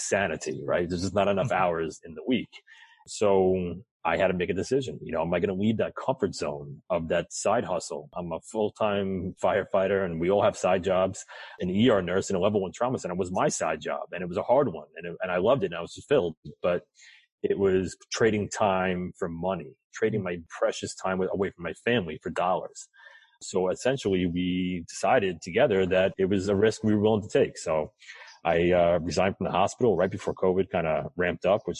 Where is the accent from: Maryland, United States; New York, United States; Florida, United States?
New York, United States; I'm from New York